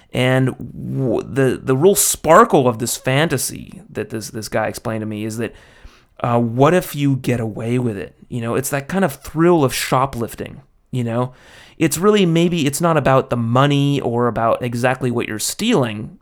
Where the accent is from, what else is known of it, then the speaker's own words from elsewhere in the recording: United States; as an American